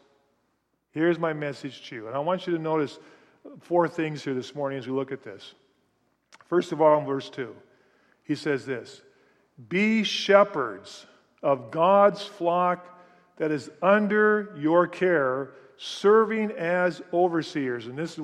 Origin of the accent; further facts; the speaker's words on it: Seattle, Washington, United States; I grew up in Greenwood. I live in the same place I grew up in, but now we call it Finney Ridge